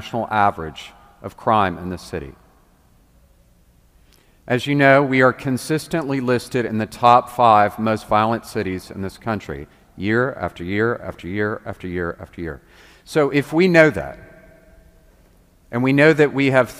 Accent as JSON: {"language": "English", "town": "Memphis", "region": "Tennessee", "country": "United States", "said": "I'm from Memphis"}